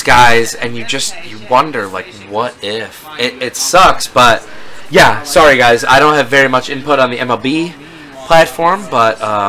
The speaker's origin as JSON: {"language": "English", "town": "Detroit", "region": "Michigan", "country": "United States", "said": "I'm from Detroit."}